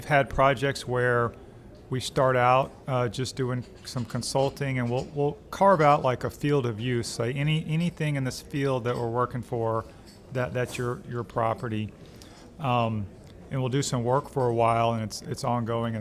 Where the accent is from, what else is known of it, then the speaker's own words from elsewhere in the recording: Alexandria, Louisiana, United States; moved away as an adult; also born or lived in Arkansas / Indiana; now in Baton Rouge, United States; I'm from Louisiana, Alexandria originally